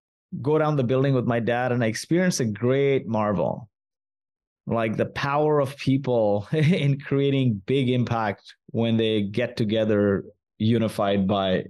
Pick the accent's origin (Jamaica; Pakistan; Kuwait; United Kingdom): Kuwait; moved away; also born or lived in India / Mumbai, India; I was born in Kuwait